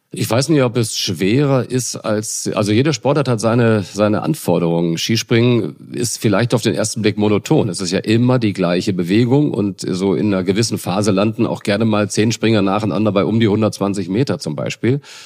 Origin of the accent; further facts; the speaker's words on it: Northern Germany, Germany; als Norddeutscher